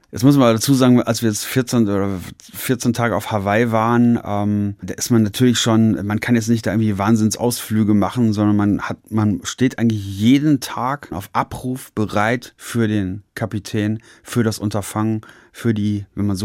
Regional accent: Paderborn, North Rhine-Westphalia, Germany; In meiner Heimat ist recht. Ich, ich bin in Paderborn äh, noch nicht mal Sportler des Jahres geworden.

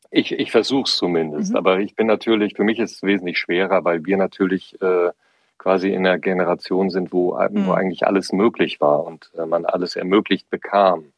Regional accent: Siegerland, North Rhine-Westphalia, Germany; in meiner Heimat äh, im Siegerland

